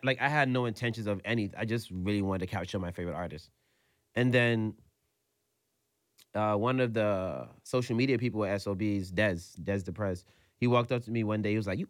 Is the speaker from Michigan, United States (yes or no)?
no; New York, United States; I'm from New York